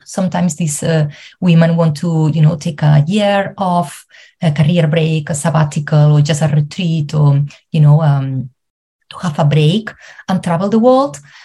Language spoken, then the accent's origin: English; Spain; moved away as an adult; now in Ireland; I'm originally from Spain, but I live in Ireland for the last seven years